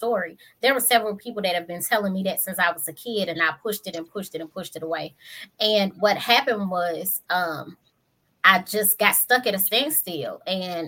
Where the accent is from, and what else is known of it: St. Louis, Missouri, United States